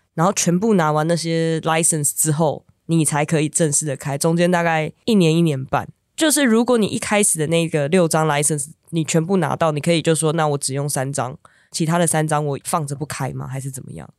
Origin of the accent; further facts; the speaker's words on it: Taiwan; in Taipei，我来自台湾